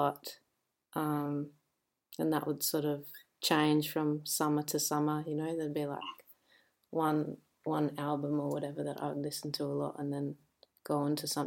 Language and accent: English; Albany, Western Australia, Australia; also born or lived in Kalgoorlie; now in Perth, Australia; I was born in Kalgoorlie, which is like, yeah, kind of in almost the desert, and then I had a tiny bit of time here in Perth, but then the rest of the time I grew up in a town called Albany